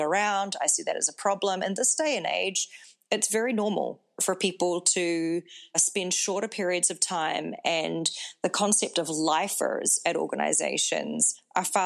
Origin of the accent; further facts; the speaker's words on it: New Zealand; moved away as an adult; also born or lived in Singapore; now in United States; I'm based in the United States, and I am from New Zealand.